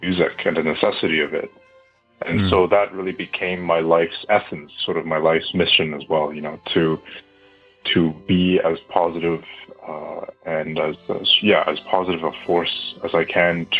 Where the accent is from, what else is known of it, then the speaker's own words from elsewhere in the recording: Ottawa, Ontario, Canada; I was born and raised in Ottawa, Canada